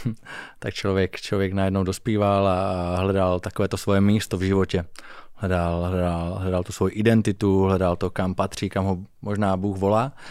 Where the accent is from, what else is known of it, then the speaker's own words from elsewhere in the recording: Zlín Region, Czechia; Hm, já pocházím z Valašska, což je taková velmi tradiční oblast.